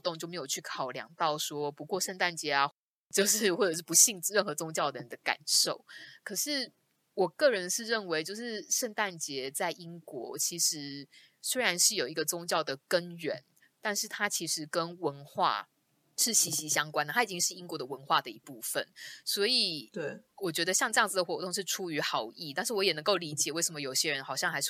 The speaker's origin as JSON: {"language": "Chinese", "country": "Taiwan", "said": "身为一个一个台湾人，有时候我们听到他们讲说 Chinese New Year"}